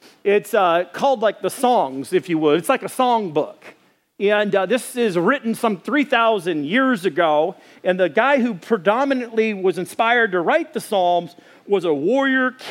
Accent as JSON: {"language": "English", "town": "Ferndale", "region": "Arkansas", "country": "United States", "moved": "yes", "said": "I'm from the Boonville back in Arkansas. The boondocks is what we call it. Not technically, it's called Ferndale"}